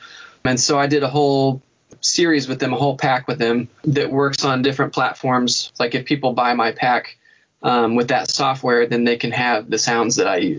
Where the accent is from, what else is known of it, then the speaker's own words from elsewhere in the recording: Scotland, United Kingdom; Oh, yeah. Well, I am Scottish, so I think you're right.